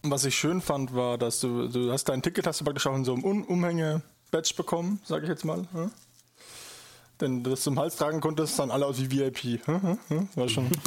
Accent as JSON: {"language": "German", "region": "Bavaria", "country": "Germany", "said": "Ich komme ja aus Bayern, also ne, ist, ist das in den Genen praktisch schon drin."}